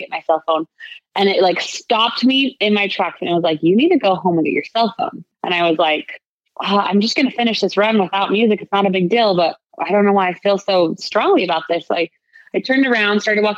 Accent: Utah, United States; I'm from Utah

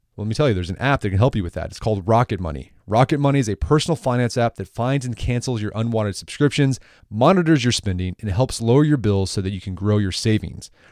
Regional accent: Oklahoma, United States; I'm from Oklahoma

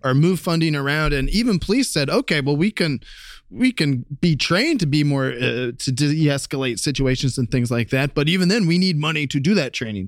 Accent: Columbus, Ohio, United States; moved away; we've got a lot of gun crime back in my hometown of Columbus, Ohio

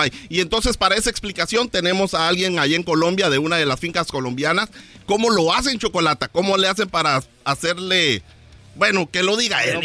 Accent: Morales, Izabal, Guatemala; moved away; Bananera, Morales y Zabal, Guatemala, de donde vengo yo

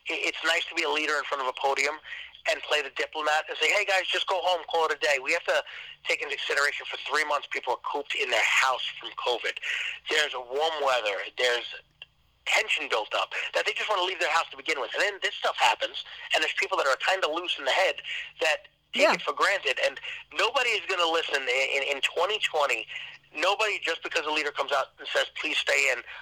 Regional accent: New York City, New York, United States; the Staten Island Advance, you know, my hometown

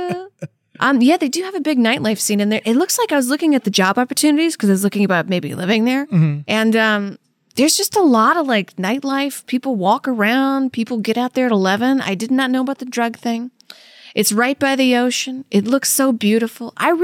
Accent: Louisiana, United States; I mean, it's kind of like, because I'm from Louisiana, I've had so many people be like, I'm going to make you gumbo.

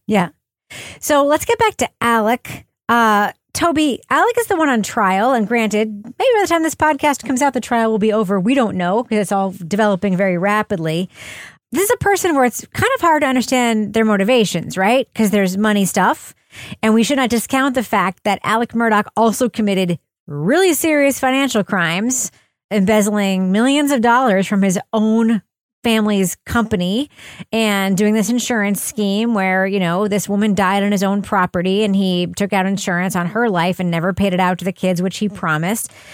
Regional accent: New Hampshire, United States; she just knew I was from New Hampshire

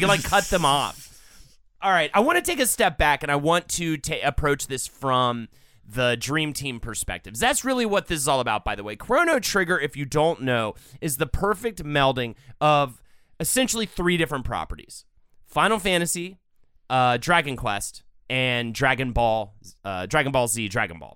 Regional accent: United States; as an American

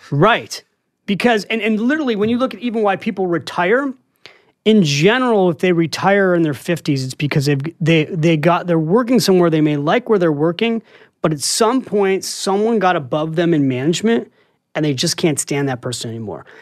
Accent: San Francisco, California, United States; moved away as an adult; now in New York City, United States; I'm from San Francisco, and I came here to write

